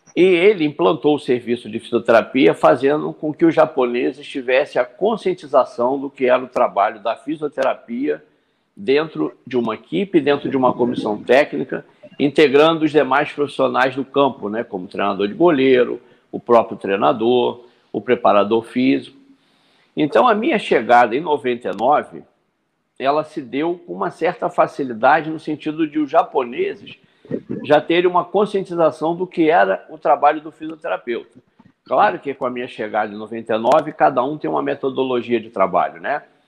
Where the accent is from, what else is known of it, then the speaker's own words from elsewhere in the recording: Rio de Janeiro, Brazil; moved away as an adult; also born or lived in Kashima, Japan / Qatar; Eu sou nascido em Jacarepaguá, um bairro aqui da Zona Oeste do Rio de Janeiro, né? E, como qualquer garoto de rua, fui criado em vila